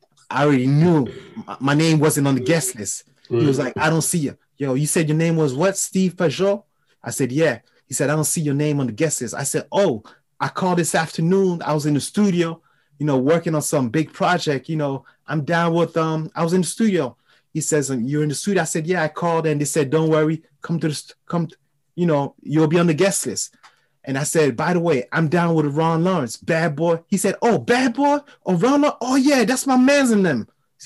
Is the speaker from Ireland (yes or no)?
no; France; accent: French; English is a second language; I was, you know, with my French accent, you know, everybody in New York was like very intrigued because my approach to people, it was different.